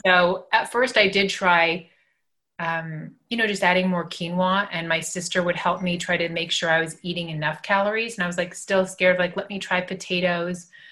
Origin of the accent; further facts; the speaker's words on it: Los Angeles, California, United States; growing up in Los Angeles